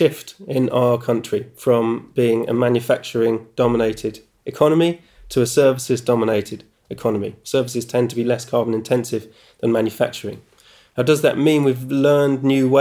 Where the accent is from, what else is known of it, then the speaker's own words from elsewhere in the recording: United Kingdom; doing it as a British person